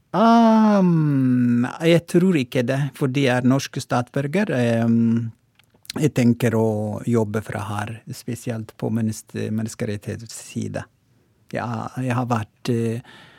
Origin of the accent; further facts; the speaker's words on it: Oromo, Oromia, Ethiopia; Norwegian is a second language; moved away as an adult; now in Tromsø, Norway; opprinnelig er jeg fra Etiopia, og Romo